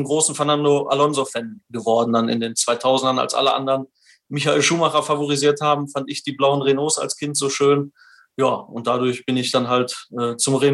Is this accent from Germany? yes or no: yes; Rhineland-Palatinate, Germany; Also ich komme aus einer motorsportverrückten Familie. Da wir sind äh, schon in der Jugend quasi am Nürburgring aufgewachsen und haben da alles rund um den Motorsport begleitet